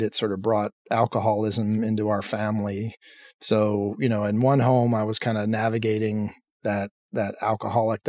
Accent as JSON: {"language": "English", "town": "Lancaster", "region": "Pennsylvania", "country": "United States", "tie": "born or raised there", "said": "I grew up in Pennsylvania in a town called Lancaster."}